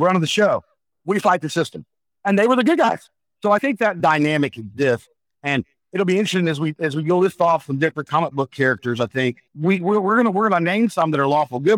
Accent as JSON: {"language": "English", "region": "the Carolinas", "country": "United States", "tie": "born or raised there", "said": "growing up in the Carolinas, I grew up on the old Crockett Mid-Atlantic Championship Wrestling"}